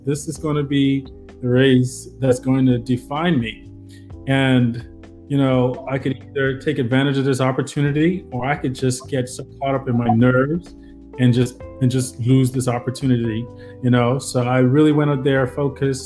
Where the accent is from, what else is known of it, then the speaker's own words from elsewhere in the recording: Nassau, New Providence, Bahamas; I'm from Nassau